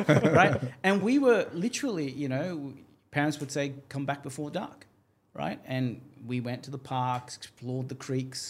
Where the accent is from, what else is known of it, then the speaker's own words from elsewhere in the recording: Australia; moved away as an adult; now in Dubai, United Arab Emirates; We have no guns in Australia